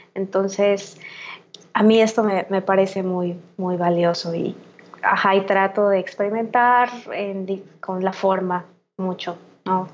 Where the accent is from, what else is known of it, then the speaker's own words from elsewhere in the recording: Mérida, Yucatán, Mexico; moved away as an adult; also born or lived in Mexico City / Xalapa, Veracruz; pues vivo ahorita en Mérida, ¿no? que es mi ciudad natal, desde mediados de 2015 que regresé de la Ciudad de México